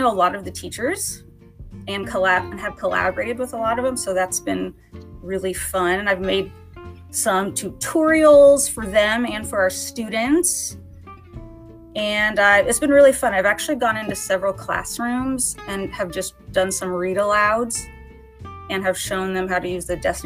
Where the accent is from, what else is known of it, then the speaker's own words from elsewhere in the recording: Kansas City, United States; moved away; I was born and raised in the Kansas City area